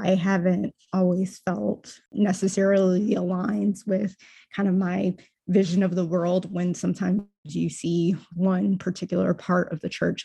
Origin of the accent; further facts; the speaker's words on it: the South, United States; growing up in the South